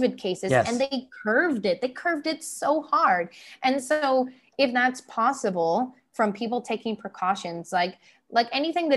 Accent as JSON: {"language": "English", "country": "Canada", "moved": "as an adult", "lives_now": "Taiwan", "said": "my Canadian side"}